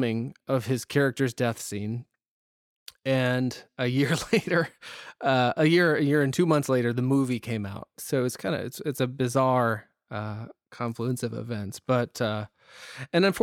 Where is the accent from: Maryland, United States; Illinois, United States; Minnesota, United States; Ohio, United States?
Ohio, United States; Northeast; we're from Northeast Ohio, both of us